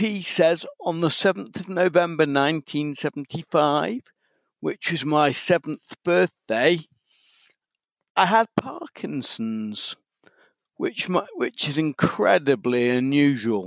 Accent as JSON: {"language": "English", "town": "Macclesfield", "region": "North West England", "country": "United Kingdom", "tie": "born or raised there", "also_born_or_lived": "Liverpool", "accent": "Mancunian", "said": "I was brought up in Macclesfield"}